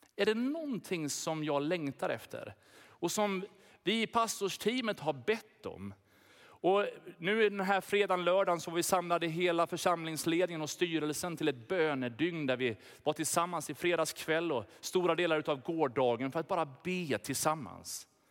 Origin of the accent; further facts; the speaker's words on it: Sweden; vi har blivit lurade som svenskar i vårt lilla hörn